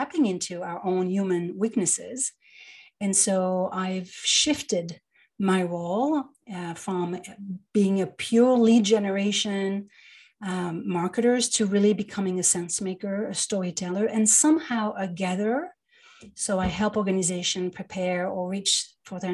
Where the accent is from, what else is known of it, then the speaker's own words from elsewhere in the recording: Paris, Île-de-France, France; moved away as an adult; now in New York, United States; I was born and raised in Paris, yeah, in the 70s.